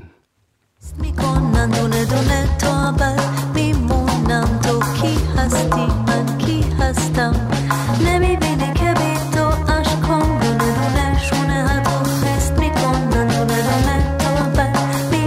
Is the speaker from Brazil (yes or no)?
yes; Brazil; moved away; my home country